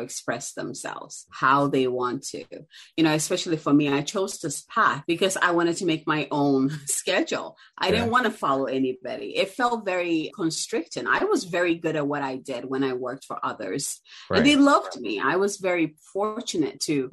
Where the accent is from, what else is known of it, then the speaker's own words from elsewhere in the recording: Ghana; now in United States; I'm originally from Ghana. And so I grew up, you know, my uncle was an entrepreneur.